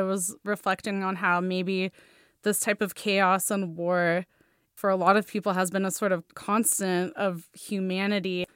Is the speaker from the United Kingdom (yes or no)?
no; Russia; moved away; growing up in Russia